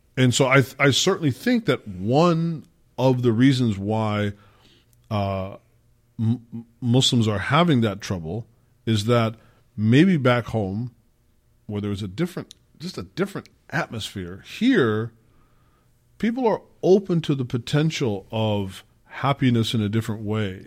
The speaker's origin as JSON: {"language": "English", "region": "Midwest", "country": "United States", "said": "I got my culture as an American, as a Black American, as a Midwesterner."}